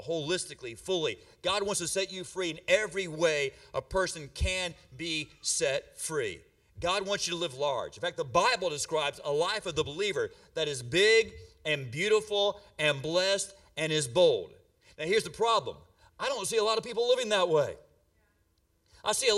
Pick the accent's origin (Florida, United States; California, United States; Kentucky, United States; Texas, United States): Florida, United States; I'm from Florida, and my people, we do weather in Florida